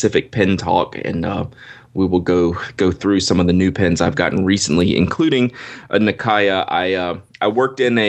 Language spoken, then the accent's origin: English; United States